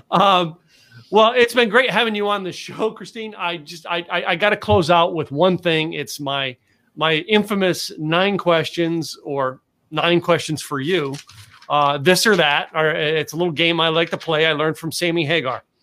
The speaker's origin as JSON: {"language": "English", "region": "Pennsylvania", "country": "United States", "lives_now": "Texas, United States", "said": "I moved here. I moved to Texas from Pennsylvania."}